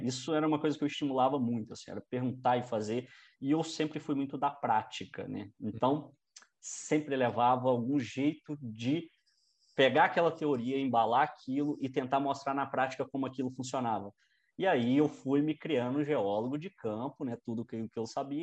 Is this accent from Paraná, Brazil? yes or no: no; Barbacena, Minas Gerais, Brazil; also born or lived in Paracatu; eu nasci em Paracatu, uma cidade no noroeste de Minas, e depois eu fui muito jovem para Barbacena. Uhum. Então, fui criado em Barbacena